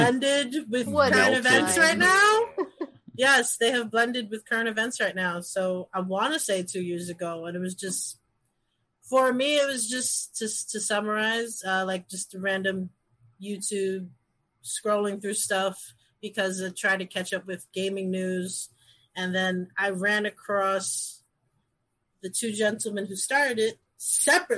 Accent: New York City, New York, United States; I was born and raised in the Bronx, New York

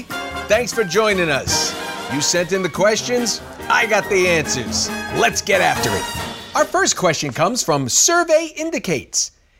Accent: New York, United States; All right, I'm from New York.

